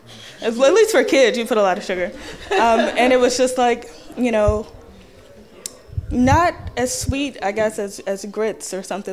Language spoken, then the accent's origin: English; Little Rock, Arkansas, United States; I'm also a student at the U of A, and I am from Little Rock, Arkansas.